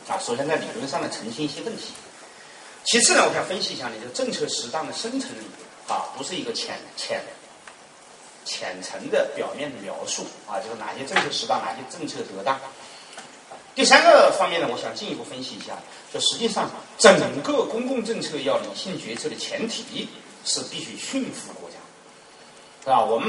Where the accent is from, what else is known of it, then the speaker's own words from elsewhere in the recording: China; 当然我们中国人爱发梦也好，啊，中国人有梦想，说美国梦呢就是奥巴马能当总统，中国梦呢就是不断的使你有梦